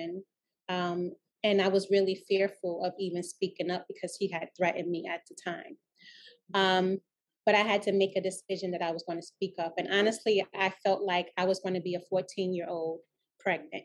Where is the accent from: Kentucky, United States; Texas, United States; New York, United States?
New York, United States; New York City; I was raised in Laurelton, Queens, and I went to school in District 29.